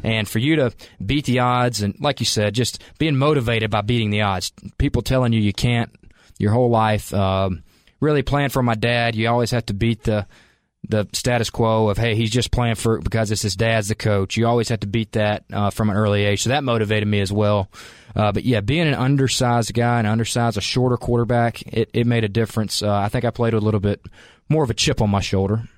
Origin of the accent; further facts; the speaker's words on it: Calhoun, Georgia, United States; moved away as an adult; also born or lived in Macon, Georgia; now in Cookeville, United States; I grew up in Calhoun, Georgia, which is about two hours from here